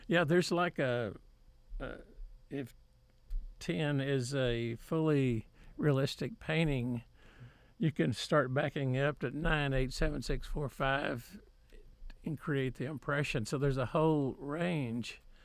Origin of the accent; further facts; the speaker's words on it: Waco, Texas, United States; also born or lived in Grand Prairie, Texas; I was born in Grand Prairie, but moved to Waco when I was, like, five or six with my parents